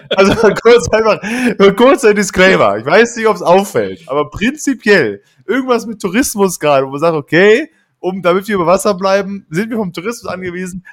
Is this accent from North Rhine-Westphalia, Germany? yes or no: yes; Duisburg, North Rhine-Westphalia, Germany; in meiner Gegend, wo ich aufgewachsen bin und lebe